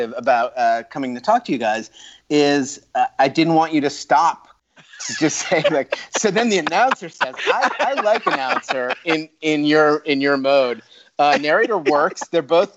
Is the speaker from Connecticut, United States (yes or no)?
yes; Connecticut, United States; moved away as an adult; now in Washington, D.C., United States; I grew up in New England, in Connecticut